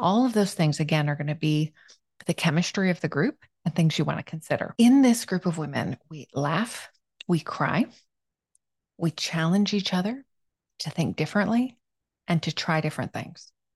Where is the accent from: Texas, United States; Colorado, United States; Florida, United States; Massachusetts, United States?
Florida, United States; South; moved away; I grew up in South Florida